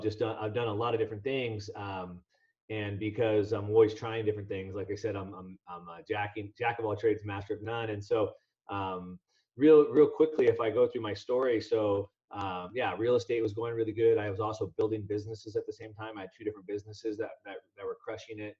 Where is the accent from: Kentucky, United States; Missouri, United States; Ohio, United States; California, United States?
California, United States; Southern; I grew up in Southern California, so I'm an action sports guy